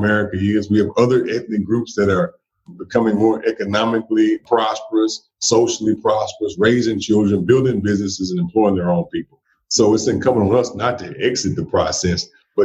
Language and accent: English; central Mississippi, United States; also born or lived in Jackson, Mississippi; I was born right here in Jackson, Mississippi. And I was raised kind of all over central Mississippi